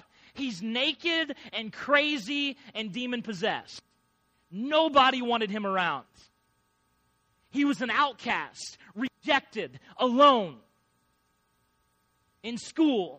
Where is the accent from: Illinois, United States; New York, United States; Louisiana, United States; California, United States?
Illinois, United States; I grew up in Illinois, and my grandpa was a farmer